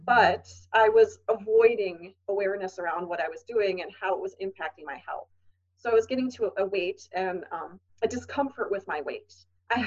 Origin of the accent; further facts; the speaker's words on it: Wisconsin, United States; I grew up in Wisconsin and we are cheese heads in Wisconsin